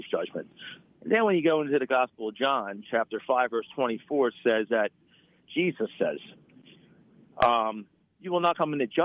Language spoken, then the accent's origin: English; Philadelphia, Pennsylvania, United States; I'm, fr- I'm from Philly, so I, re- I, I relate.